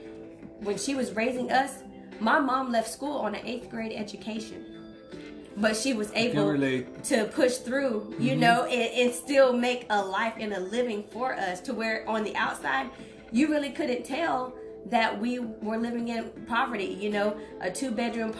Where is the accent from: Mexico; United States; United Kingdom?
United States; I'm from Polk County